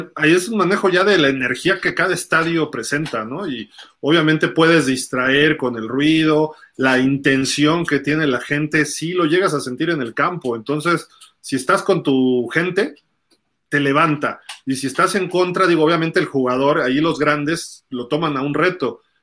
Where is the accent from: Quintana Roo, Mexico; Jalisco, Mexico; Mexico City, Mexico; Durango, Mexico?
Mexico City, Mexico; yo soy chilango